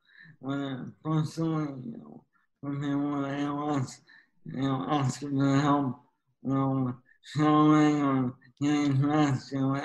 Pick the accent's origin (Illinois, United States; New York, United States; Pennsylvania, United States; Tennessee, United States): Pennsylvania, United States; West Wyoming; I'm now in a wheelchair, and I'm from West Wyoming.